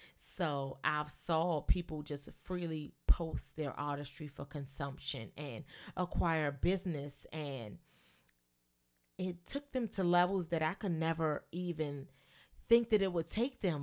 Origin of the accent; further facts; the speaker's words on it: Washington, District of Columbia, United States; I am a native Washingtonian. I was born and raised in Washington, D C